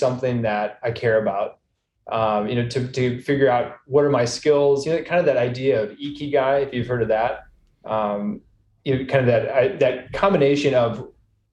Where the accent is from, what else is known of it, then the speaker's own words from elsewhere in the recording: Minnesota, United States; now in Texas, United States; I'm from flyover country. I'm from Minnesota. Now I'm in Texas